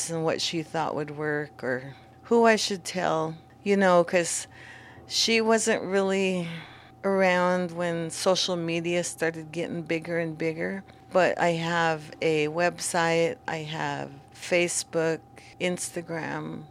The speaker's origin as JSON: {"language": "English", "town": "Warm Springs", "region": "Oregon", "country": "United States", "tie": "born or raised there", "said": "I'm from Warm Springs. I grew up here"}